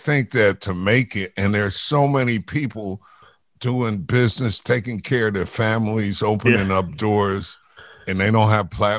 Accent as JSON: {"language": "English", "town": "New York City", "region": "New York", "country": "United States", "tie": "born or raised there", "said": "I grew up in Jamaica, Queens."}